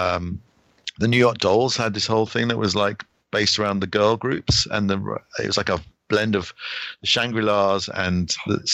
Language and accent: English; United Kingdom; being British